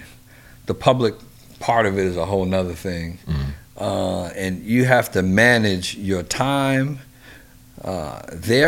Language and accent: English; New York, United States; also born or lived in Washington, D.C.; I'm from New York